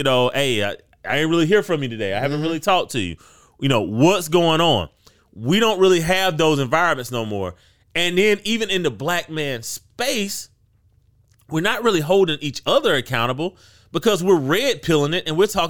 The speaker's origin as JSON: {"language": "English", "region": "South Carolina", "country": "United States", "said": "you know, I'm from the Midlands, right? Like yeah. they film live PD in the Midlands."}